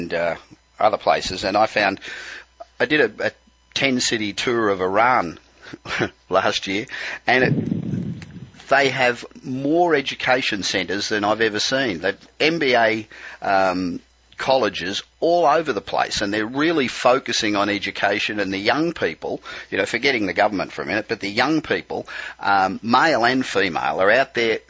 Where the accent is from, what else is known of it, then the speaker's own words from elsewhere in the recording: Australia; moved away as an adult; I'm Australian originally, as you can probably tell. I've been living here for 25 years, but I still sound like I got off the boat yesterday.